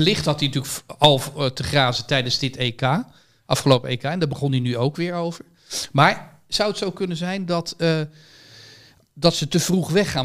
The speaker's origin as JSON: {"language": "Dutch", "country": "Netherlands", "said": "als Nederlander"}